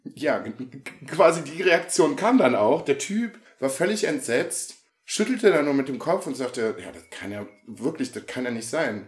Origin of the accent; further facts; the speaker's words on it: Viersen, North Rhine-Westphalia, Germany; bei uns im Rheinland